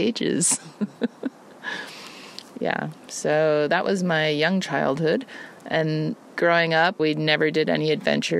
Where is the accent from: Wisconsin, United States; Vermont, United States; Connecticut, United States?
Connecticut, United States; also born or lived in New York; I was born in New York and lived there till I was three, and then we moved to Connecticut.